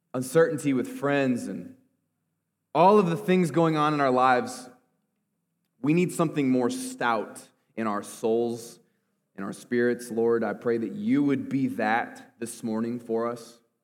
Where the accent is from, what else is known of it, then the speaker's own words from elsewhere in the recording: Clinton, Iowa, United States; I grew up in Clinton, but I didn't grow up a farmer